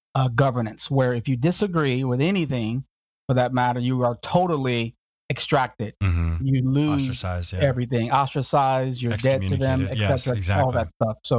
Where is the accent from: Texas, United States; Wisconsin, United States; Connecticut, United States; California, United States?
Texas, United States; Houston; also born or lived in Chicago / Phoenix; I was born in the South Side of Chicago. In my early years, maybe 3 or 4, my parents divorced and we moved to Houston. Houston for about 2 years, I think it was. And then from Houston to the other extreme, the dry extreme of Phoenix, Arizona